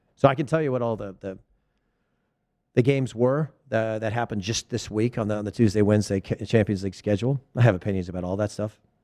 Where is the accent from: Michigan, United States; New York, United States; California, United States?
California, United States; Thousand Oaks; I'm from Thousand Oaks, Westlake Village, California